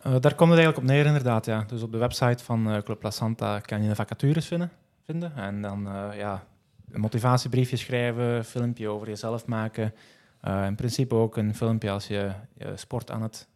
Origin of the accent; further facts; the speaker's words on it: Geel, Flanders, Belgium; ik kom uit Geel, dus tussen Antwerpen en Hasselt